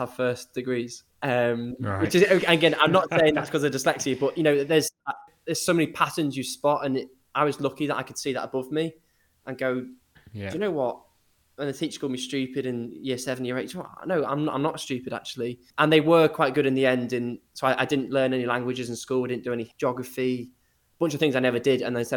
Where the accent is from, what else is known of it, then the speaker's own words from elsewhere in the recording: Liverpool, North West England, United Kingdom; also born or lived in Eastbourne; I was about 5 years old, we moved from Eastbourne on the south coast to Liverpool